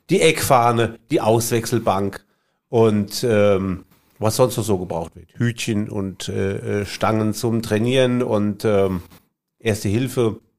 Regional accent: Bad Kreuznach, Rhineland-Palatinate, Germany; sagte dann, sie sei von einer Werbeagentur in Bad Kreuznach, was wiederum meine Heimatstadt ist, ja.

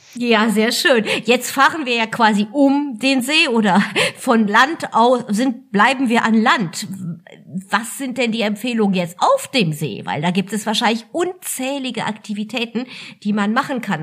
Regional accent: Germany; hier bei uns in Deutschland

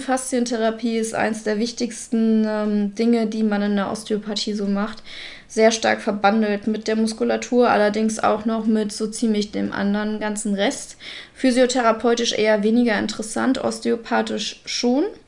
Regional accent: Russia; now in Germany; ich als äh, Russin

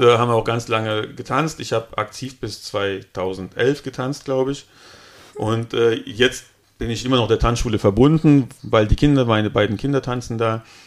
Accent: Altenkirchen, Rhineland-Palatinate, Germany; also born or lived in Cologne; zurück in den Westerwald, da wo ich herkomme.

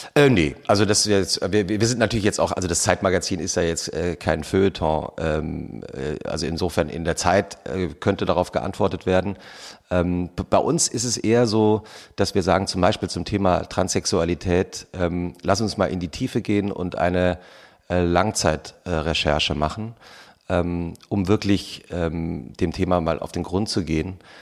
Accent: Germany; wir eigentlich als Deutsche

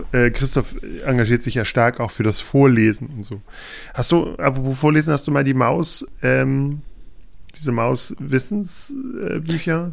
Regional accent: Peine, Lower Saxony, Germany; Ich komme aus Peine. Oder ich bin in Peine zur Schule gegangen. In der Nähe aufgewachsen.

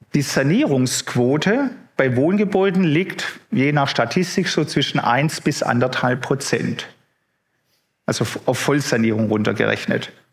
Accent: Baden-Württemberg, Germany; bei uns im Süden, ich meine gerade Baden-Württemberg

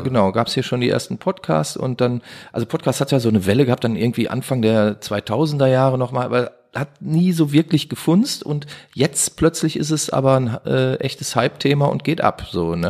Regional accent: Duisburg, North Rhine-Westphalia, Germany; Bin ja Duisburger Jugend, bin hier geboren, erst in Meidrich aufgewachsen

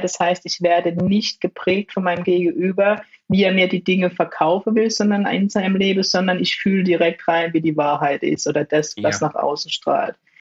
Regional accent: Germany; sind beide in Deutschland geboren und groß geworden

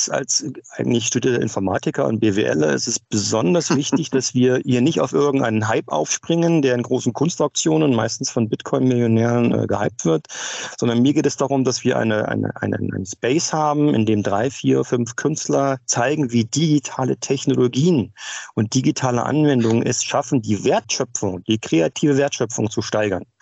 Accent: Berlin, Germany; Nun, ich selbst bin Berliner und habe das Thema mit Off-Locations schon ziemlich lange in meinem Leben

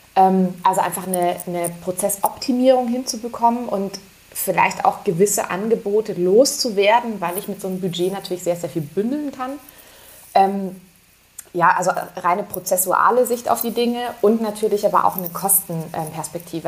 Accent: Munich, Bavaria, Germany; ich bin Münchnerin

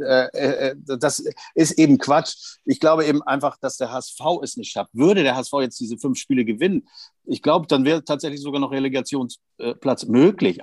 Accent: Hamburg, Germany; hier als Hamburger

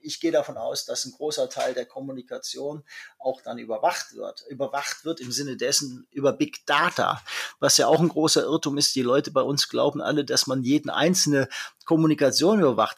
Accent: Germany; now in China; bei uns in Deutschland

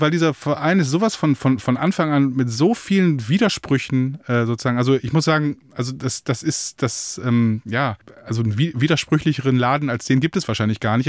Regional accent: Münsterland, North Rhine-Westphalia, Germany; first language German; da wurde man so reingeworfen in der erzkatholischen Enklave des Münsterlands

